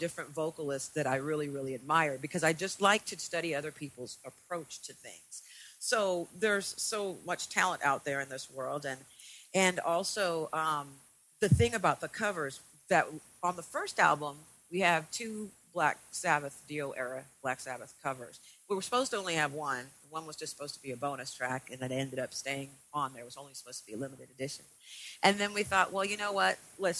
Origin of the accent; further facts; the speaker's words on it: San Diego, California, United States; We're originally from San Diego, and I guess we're kind of like a traditional metal.